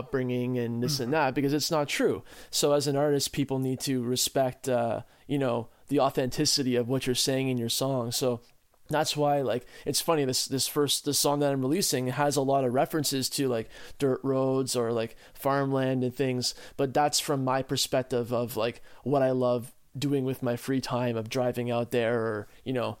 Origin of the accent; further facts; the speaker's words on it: Ottawa, Ontario, Canada; us growing up in Ottawa as like city boys